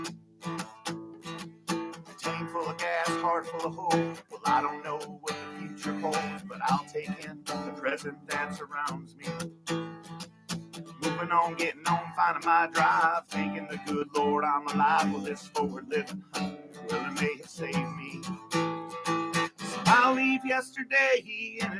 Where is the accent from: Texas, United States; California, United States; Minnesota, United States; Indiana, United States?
Minnesota, United States; accent: Minnesota; I have a Minnesota accent